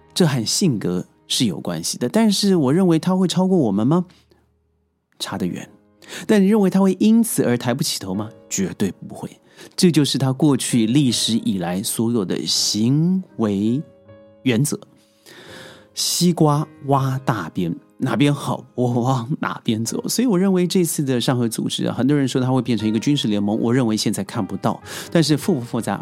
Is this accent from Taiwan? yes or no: no; China; 看看我们中国